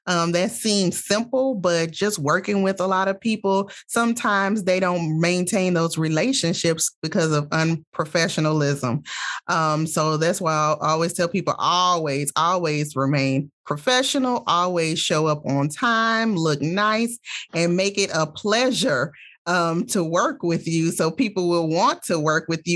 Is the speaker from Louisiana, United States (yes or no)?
yes; Baton Rouge, Louisiana, United States; moved away as an adult; also born or lived in Los Angeles, California; I'm from Baton Rouge, Louisiana, born and raised.